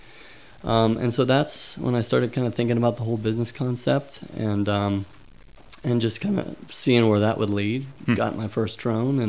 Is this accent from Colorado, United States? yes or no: no; Pittsburgh, Pennsylvania, United States; moved away; I grew up in Pittsburgh